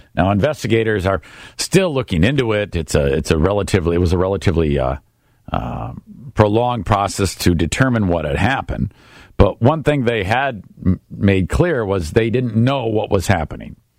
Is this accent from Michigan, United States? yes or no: yes; Warren, Michigan, United States; Jim Fouts is the mayor of Warren, Michigan, my hometown.